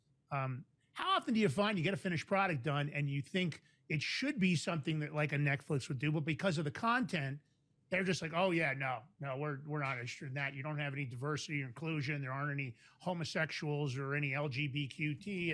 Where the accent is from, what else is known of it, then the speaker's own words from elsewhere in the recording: New York City, New York, United States; also born or lived in Westchester County, New York; We grew up in New York, Fordham Road in the Bronx and Westchester County later